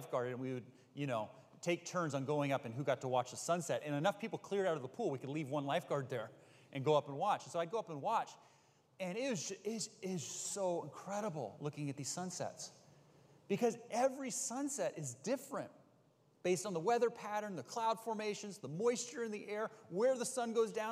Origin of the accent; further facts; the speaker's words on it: Bay Area, California, United States; I grew up in the Bay Area